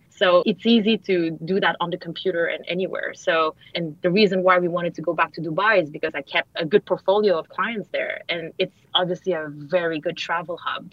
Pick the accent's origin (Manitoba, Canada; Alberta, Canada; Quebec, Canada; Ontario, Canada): Quebec, Canada; Montreal; moved away as an adult; now in Singapore; I grew up in Montreal